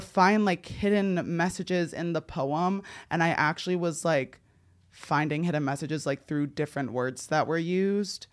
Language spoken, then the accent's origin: English; New Jersey, United States; now in Los Angeles, United States; When I was growing up in New Jersey